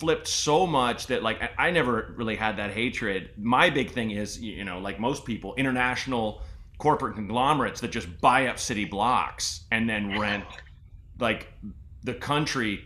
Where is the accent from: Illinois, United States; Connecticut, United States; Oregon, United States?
Oregon, United States; Portland; moved away; I grew up in Portland, Oregon